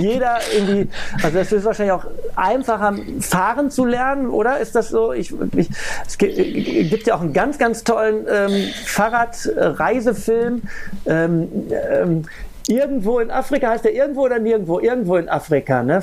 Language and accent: German; Ruhr area, North Rhine-Westphalia, Germany; ich komme aus dem Ruhrgebiet